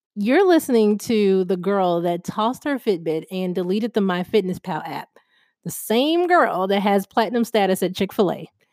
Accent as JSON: {"language": "English", "town": "Chicago", "region": "Illinois", "country": "United States", "said": "I'm from Chicago"}